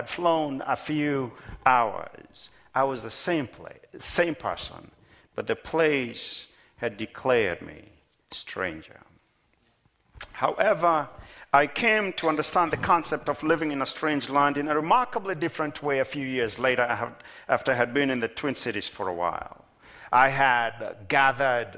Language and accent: English; Kenya; moved away as an adult; now in Minnesota, United States; Many years ago, when I moved from Kenya, my home of birth, to Minnesota